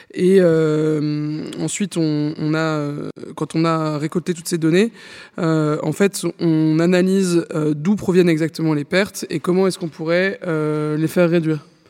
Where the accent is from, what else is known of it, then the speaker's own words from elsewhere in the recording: France; on est français, donc on mange du pain